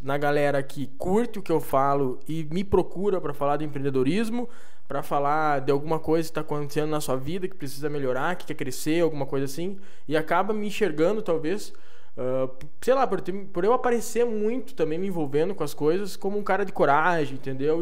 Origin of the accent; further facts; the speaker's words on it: Santo Antônio das Missões, Rio Grande do Sul, Brazil; now in Passo Fundo, Brazil; eu nasci aqui perto da Argentina, Santo Antônio das Missões, que é entre São Borja